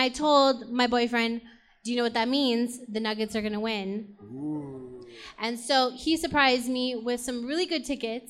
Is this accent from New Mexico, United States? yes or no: yes; Las Cruces, New Mexico, United States; moved away; I'm from Las Cruces, New Mexico, where we don't have an NBA team.